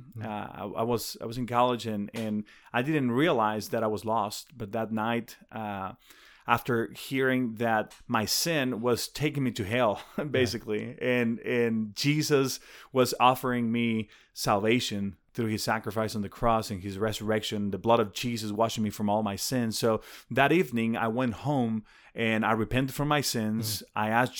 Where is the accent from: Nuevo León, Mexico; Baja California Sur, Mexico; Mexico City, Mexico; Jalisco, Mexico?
Jalisco, Mexico; Guadalajara; born there; I was born in Guadalajara, close to Guadalajara.